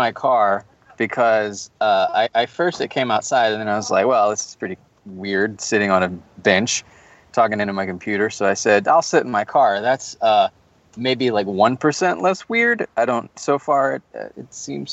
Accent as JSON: {"language": "English", "region": "Georgia", "country": "United States", "said": "I'm from Georgia"}